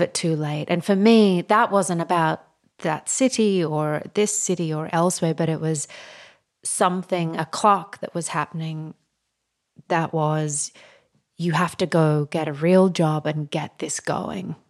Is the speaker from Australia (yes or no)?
yes; Australia; now in New York City, United States; growing up in Australia